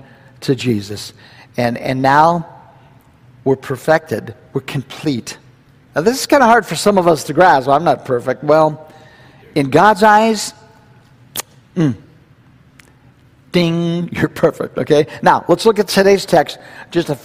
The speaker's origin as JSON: {"language": "English", "country": "United States", "said": "we're Americans."}